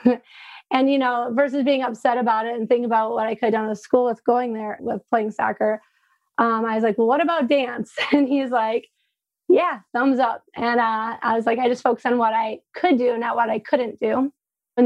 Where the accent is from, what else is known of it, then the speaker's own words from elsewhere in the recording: Frankenmuth, Michigan, United States; I'm originally from Frankenmuth, which is a small German town in Michigan.